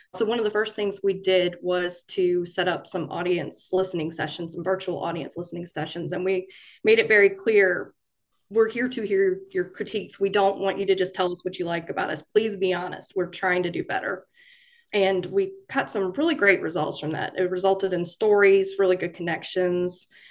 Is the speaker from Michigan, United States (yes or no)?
no; Florence, South Carolina, United States; moved away as an adult; now in Fayetteville, United States; I started out at my hometown newspaper in Florence, South Carolina